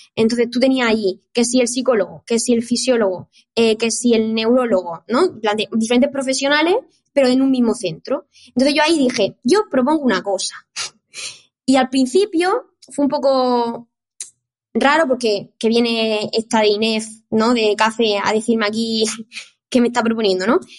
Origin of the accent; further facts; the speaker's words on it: Murcia, Region of Murcia, Spain; moved away as an adult; now in Barcelona, Spain; soy de Murcia, entonces yo empecé a estudiar la carrera de ciencia del deporte ahí en Murcia